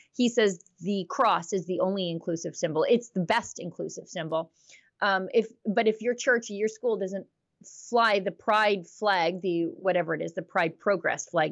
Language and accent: English; Alberta, Canada; I'm from Alberta